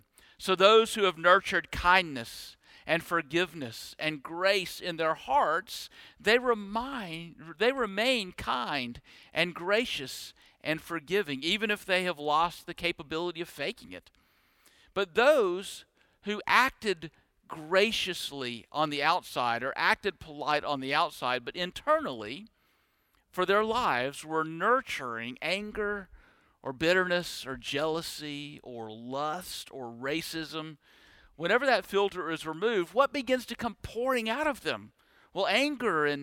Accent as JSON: {"language": "English", "region": "Deep South", "country": "United States", "tie": "born or raised there", "said": "born and bred in the Deep South"}